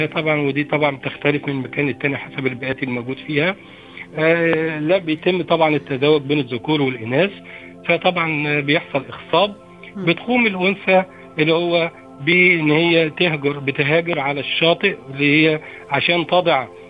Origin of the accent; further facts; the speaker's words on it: Egypt; إحنا- إحنا كمصريين